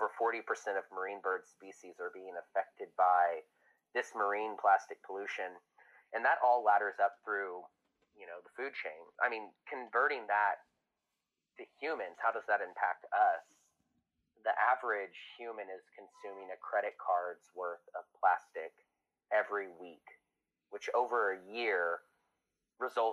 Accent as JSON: {"language": "English", "region": "Texas coast", "country": "United States", "tie": "born or raised there", "said": "I grew up on the Texas coast in a really rural area."}